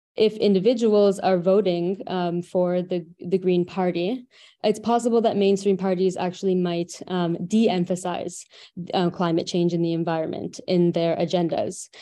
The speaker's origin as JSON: {"language": "English", "country": "Canada", "said": "I'm from Canada"}